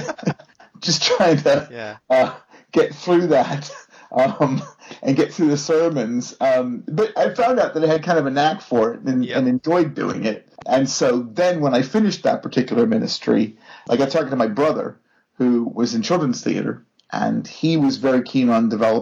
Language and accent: English; Pittsburgh, Pennsylvania, United States; moved away; I'm from Pittsburgh, Pennsylvania originally, home of the world champion Pittsburgh Steelers.